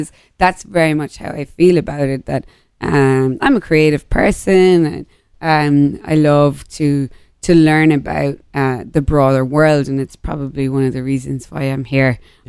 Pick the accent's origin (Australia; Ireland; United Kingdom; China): Ireland; moved away; I'm also feel very fortunate to have grown up in like small town Ireland